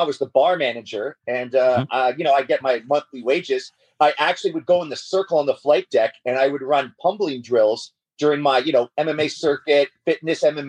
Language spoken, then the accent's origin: English; Borden, Ontario, Canada; I'm from Borden, which is just outside of Toronto, man. I was raised around Toronto.